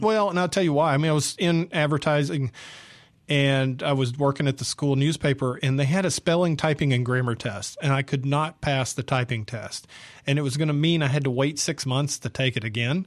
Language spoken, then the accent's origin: English; Atlanta, Georgia, United States; moved away as an adult; also born or lived in San Diego, California / Houston, Texas; now in Jackson, Mississippi, United States; I grew up in Georgia in the seventies